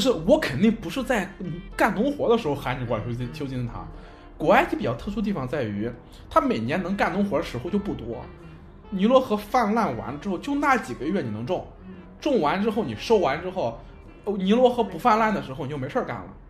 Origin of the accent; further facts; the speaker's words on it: China; 就是我们中国人说的旱就是灾年